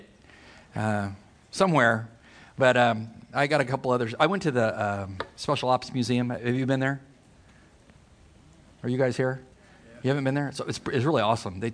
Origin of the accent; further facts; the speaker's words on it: Poway, California, United States; I'm from Poway, California. When my dad transferred to the federal building in San Diego with customs, they purchased a home in Poway, and I married the girl next door, Liz